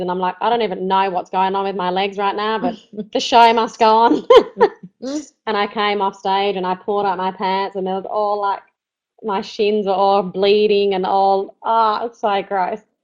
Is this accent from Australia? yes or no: yes; Australia; we're from Australia